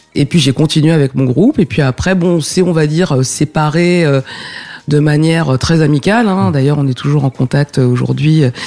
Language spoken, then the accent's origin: French; Essonne, Île-de-France, France; also born or lived in Paris; suis né à Paris et j'ai grandi en banlieue, dans l'Essonne